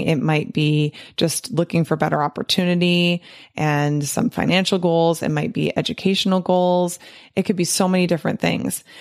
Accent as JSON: {"language": "English", "country": "United States", "tie": "born or raised there", "said": "growing up in America and being a true American"}